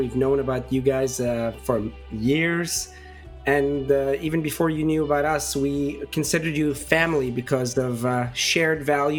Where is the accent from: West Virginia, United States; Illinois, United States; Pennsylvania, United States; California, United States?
Pennsylvania, United States; Pittsburgh; I grew up in Pittsburgh for the most part.